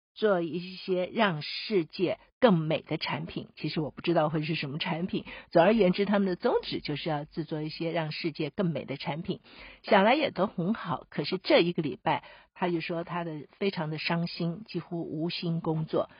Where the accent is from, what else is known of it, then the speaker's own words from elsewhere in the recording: Taiwan; 我们自己住在台湾的人，我们台湾人